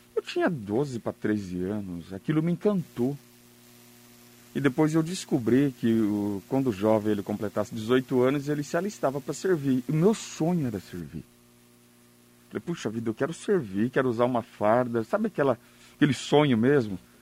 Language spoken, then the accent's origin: Portuguese; South Region, Brazil; Eu sou do sul, interiorzão